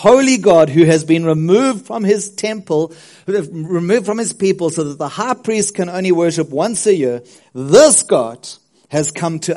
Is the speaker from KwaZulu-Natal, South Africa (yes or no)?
yes; South Coast, KwaZulu-Natal, South Africa; also born or lived in Westville / Ladybrand, Free State; I grew up on the South Coast. I moved from Westville, where I loved to be English. We moved to the Free State, to Ladybrand, which is a tiny little town, in the Free State